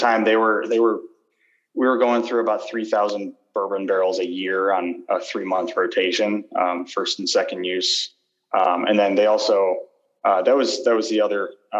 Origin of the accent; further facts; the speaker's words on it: Chicago, Illinois, United States; I'm from Chicago. So it was a easy decision to move back to family and everything